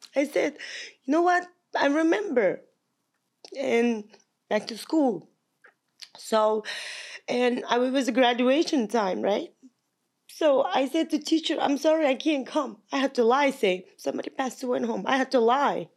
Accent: Kazakhstan; English is a second language; moved away as an adult; also born or lived in Long Island, New York, United States / California, United States; now in United States; I'm from Kazakhstan

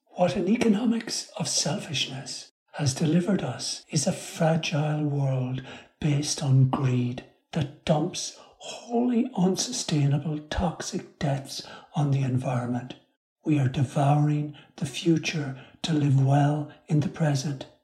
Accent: Ireland; the community I grew up in in Ireland

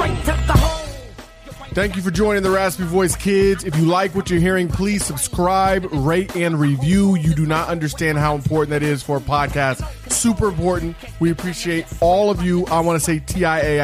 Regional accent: Parkersburg, West Virginia, United States; like most people who grew up in West Virginia. I'm from Parkersburg.

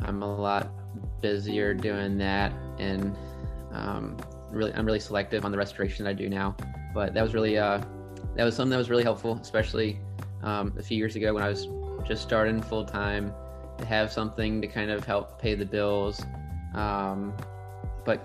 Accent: Norfolk, Virginia, United States; I'm from Norfolk

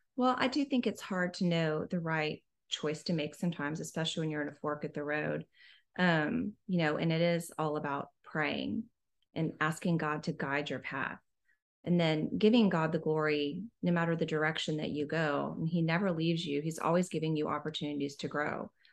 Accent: Houston, Texas, United States; also born or lived in Washington, D.C. / Austin; I'm from Houston originally, also, just like you. Um, I went to St. Agnes Academy

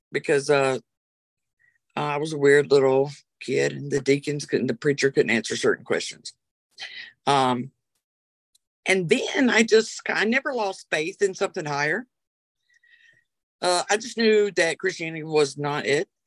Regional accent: Rock Hill, South Carolina, United States; I was raised in Rock Hill, South Carolina. Back when I was raised, it was about this big. And I was raised in a Southern Baptist church. Um, I left the church at 10

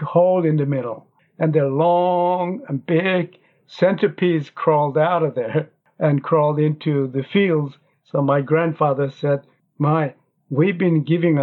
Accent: Pyongyang, North Korea; English is a second language; now in South Korea; I was born in North Korea, and I was born in Pyongyang, in North Korea, the capital city.

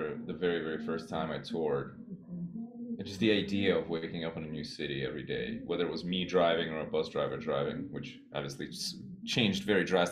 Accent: New York City, New York, United States; also born or lived in Soviet Union / Boston; I grew up in Queens

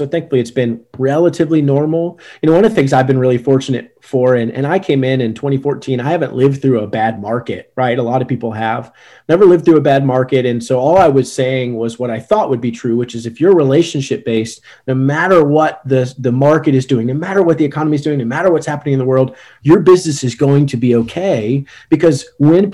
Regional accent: Richmond, Virginia, United States; moved away as an adult; now in Newport News, United States; I'm from Richmond, Virginia originally, and went back home

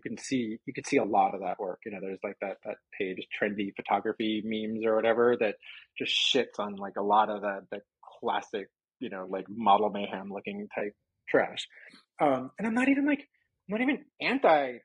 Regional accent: New York, United States; also born or lived in Florida; now in Los Angeles, United States; I'm from New York.

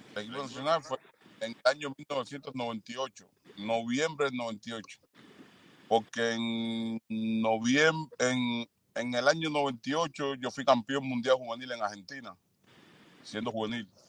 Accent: Cuba; moved away as an adult; como cubano

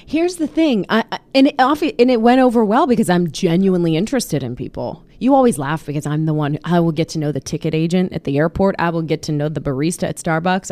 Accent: Pittsburgh, Pennsylvania, United States; moved away; my hometown of Pittsburgh

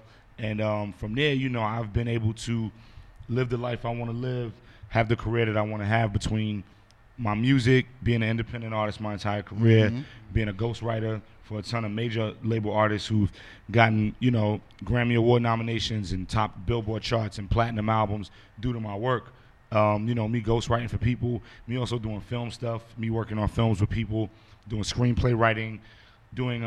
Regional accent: New York City, New York, United States; growing up in Brooklyn, you know, hip-hop, you couldn't get away from it in the 80s and 90s.

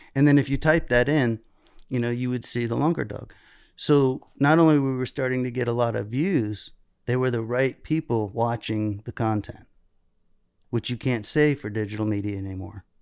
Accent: South Florida, United States; I grew up in South Florida

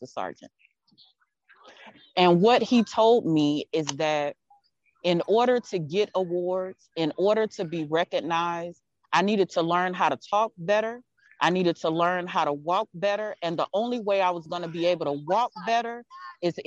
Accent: Texas, United States; I'm from Texas

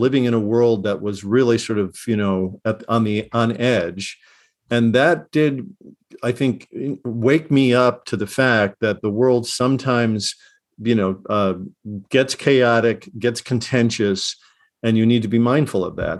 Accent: Chicago, Illinois, United States; I grew up in Chicago in the late sixties

